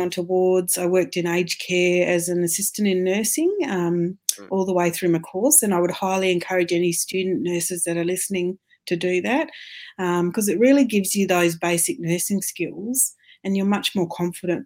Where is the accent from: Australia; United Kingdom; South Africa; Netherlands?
Australia; also born or lived in Ireland; they loved having me as an Australian